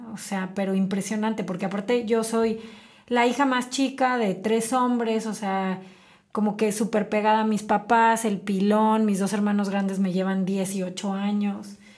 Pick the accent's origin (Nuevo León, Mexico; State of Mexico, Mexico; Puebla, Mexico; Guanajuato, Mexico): Guanajuato, Mexico; Celaya; moved away as an adult; now in Querétaro, Mexico; yo nací en Celaya, eh, tengo 20 años viviendo en Querétaro, soy celayense de nacimiento, queretana de corazón. Me vine a estudiar acá mi carrera